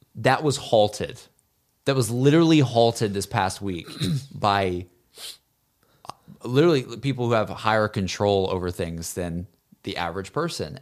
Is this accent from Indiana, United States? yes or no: no; Alabama, United States; growing up in Alabama